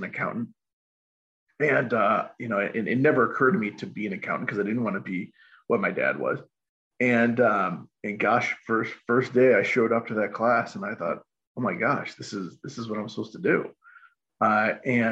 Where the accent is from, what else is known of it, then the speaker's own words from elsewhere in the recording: Chicago, Illinois, United States; I grew up in Chicagoland as a kid